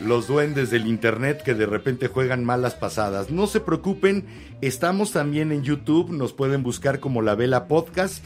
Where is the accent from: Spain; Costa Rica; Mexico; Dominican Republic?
Mexico; como mexicano